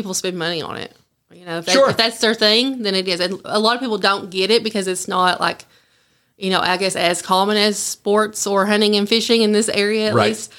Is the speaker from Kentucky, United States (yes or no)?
yes; Estill County, Kentucky, United States; I'm from Estill County